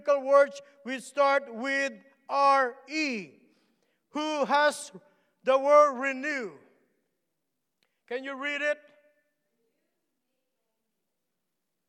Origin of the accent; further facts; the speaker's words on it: Philippines; English is a second language; moved away; I'm Filipino